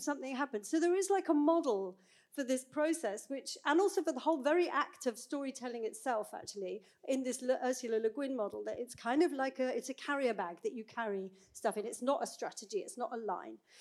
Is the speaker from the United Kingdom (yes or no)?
yes; United Kingdom; now in Bergen, Norway; as a British person